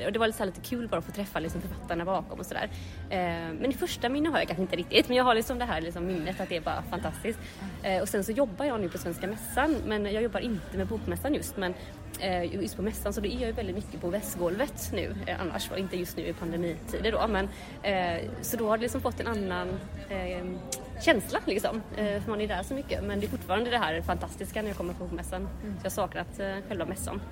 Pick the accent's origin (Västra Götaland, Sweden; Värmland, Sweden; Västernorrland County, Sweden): Västra Götaland, Sweden; Gothenburg; jag är ju från Göteborg